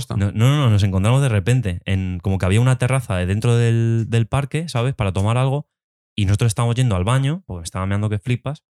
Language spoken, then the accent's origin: Spanish; Alcalá de Henares, Community of Madrid, Spain; nosotros que somos de aquí de Alcalá